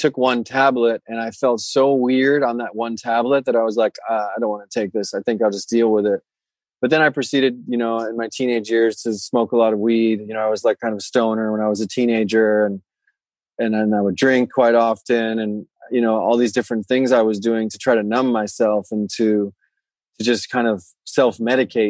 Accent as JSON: {"language": "English", "region": "Florida", "country": "United States", "tie": "born or raised there", "also_born_or_lived": "Europe / Bali", "moved": "as an adult", "said": "I grew up in Florida and I lived there, you know, most until I was 20 or 21 or so. And then I took off and moved to Europe actually, and then found myself in Bali"}